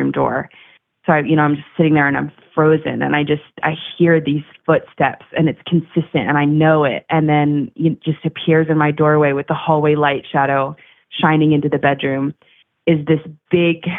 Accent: Maryland, United States; now in Chicago, United States; I grew up in Maryland, about an hour north of Baltimore.

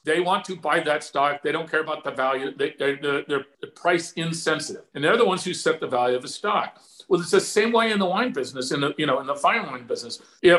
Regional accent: near Santa Anita, California, United States; also born or lived in Washington; now in Arizona, United States; I grew up near Santa Anita.

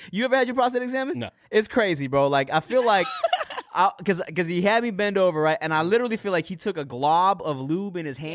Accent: Pasadena, California, United States; also born or lived in Louisiana; I grew up in Pasadena, California.

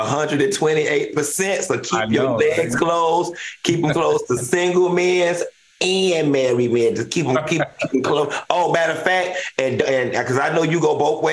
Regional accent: Miami, Florida, United States; I'm from Miami

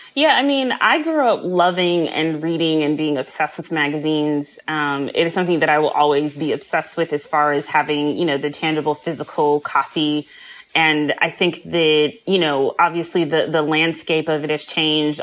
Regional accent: Midwest, United States; I grew up in the Midwest

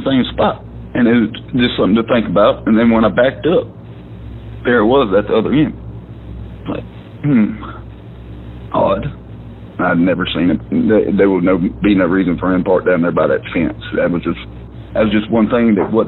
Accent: Dalewood, United States

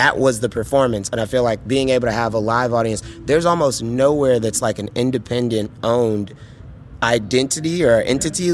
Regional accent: Chicago, Illinois, United States; as a Chicagoan growing up

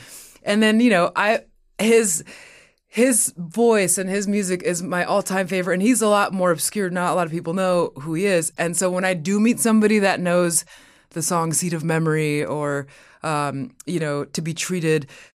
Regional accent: Mexico; born there; Cause I was born in Mexico and my Latin heritage is a big part of who I am.

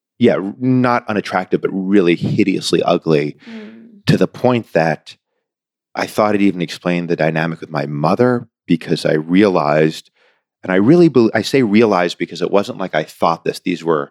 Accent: Newton, Massachusetts, United States; I grew up in Newton, Massachusetts

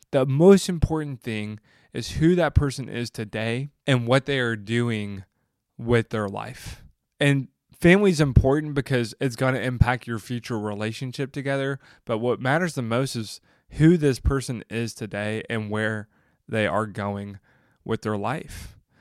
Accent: the South, United States; I grew up in the South where family was everything

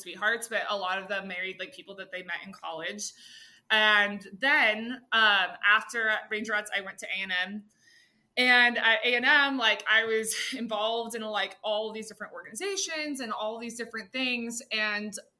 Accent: Austin, Texas, United States; I'm from Austin. So, a lot of like, you know, my like long-term friends, like, you know, we're all still like here in the city, and it's like all of my like closest friends from high school

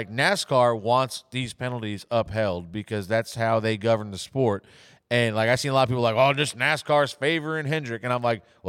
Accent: Riverhead, New York, United States; I'm from Riverhead. Like, my home track is Riverhead Raceway

